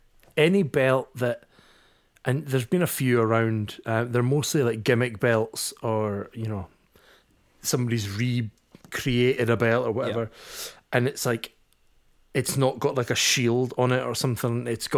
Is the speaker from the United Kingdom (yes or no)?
yes; Scotland, United Kingdom; I am also a Scottish nationalist, so I just don't like that belt.